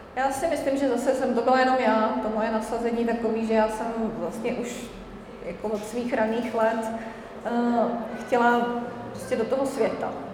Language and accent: Czech; Czechia; jako Češi